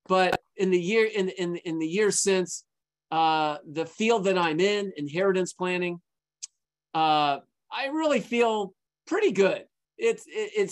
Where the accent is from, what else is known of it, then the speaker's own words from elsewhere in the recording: Santa Monica, California, United States; I was born and raised in Santa Monica. I still live in Santa Monica